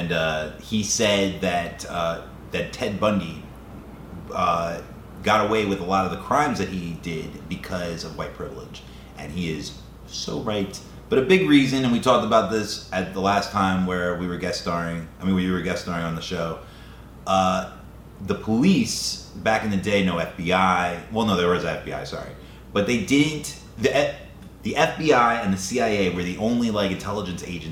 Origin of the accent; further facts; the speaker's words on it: New York City, New York, United States; We're from the East Coast. We're from New York City